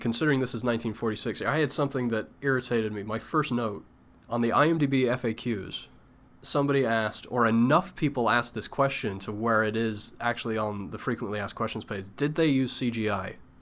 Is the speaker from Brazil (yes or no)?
no; United Kingdom; as a British person